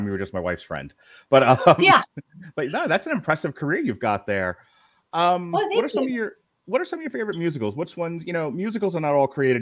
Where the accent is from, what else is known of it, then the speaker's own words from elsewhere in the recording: Long Island, New York, United States; I grew up on Long Island, New York